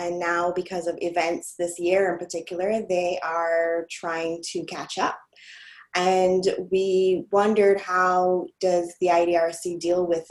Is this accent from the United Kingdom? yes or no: no; Barbados; I'm from the Caribbean, I'm from an island called Barbados